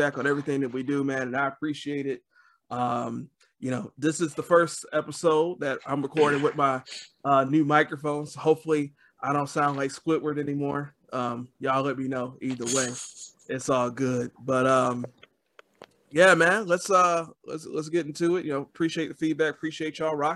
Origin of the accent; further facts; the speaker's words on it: Detroit, Michigan, United States; I'm from Detroit